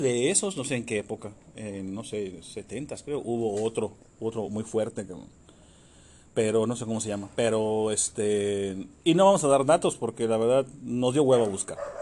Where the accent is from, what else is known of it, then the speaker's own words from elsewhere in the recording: Yucatán, Mexico; soy yucateco